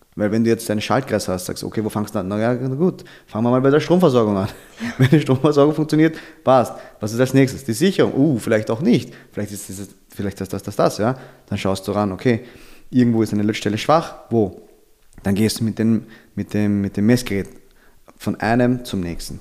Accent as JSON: {"language": "German", "region": "Vienna", "country": "Austria", "tie": "born or raised there", "said": "meine Eltern kommen aus den Philippinen, ich bin okay. in Wien aufgewachsen"}